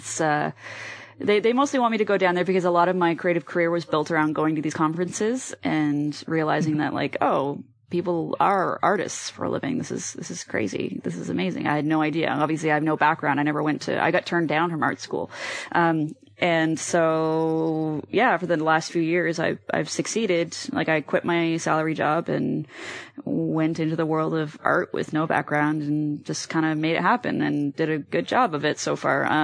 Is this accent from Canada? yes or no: yes; Halifax, Nova Scotia, Canada; moved away; Trailer Park Boys is in my hometown